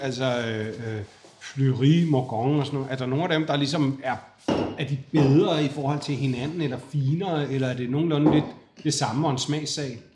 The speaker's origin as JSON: {"language": "Danish", "town": "Fredensborg", "region": "Capital Region of Denmark", "country": "Denmark", "tie": "born or raised there", "said": "Altså nu er jeg vokset op i Fredensborg"}